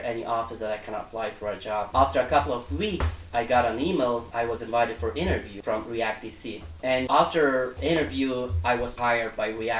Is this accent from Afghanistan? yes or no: yes; Kabul, Afghanistan; English is a second language; moved away as an adult; now in United States; I'm from Kabul, Afghanistan. I was born in Kabul in a military family, and after completing high school, I started college